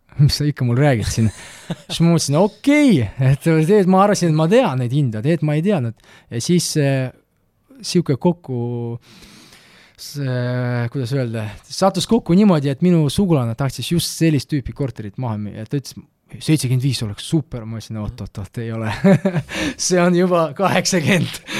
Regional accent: Tartu, Tartu County, Estonia; Estonian is a second language; also born or lived in Malta; see on minu kodulinn

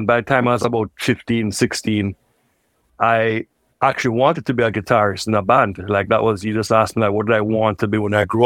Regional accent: Kingston, Jamaica; I grew up in Kingston, Jamaica

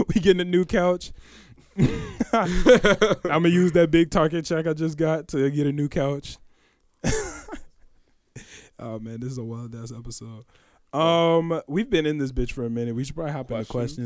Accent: Oak Park, Illinois, United States; we come from Oak Park, obviously a very liberal town

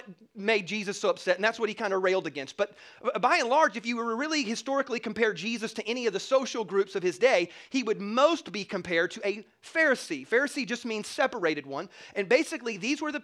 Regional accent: South Carolina, United States; growing up in the South, in South Carolina, there's more Baptists than Christians

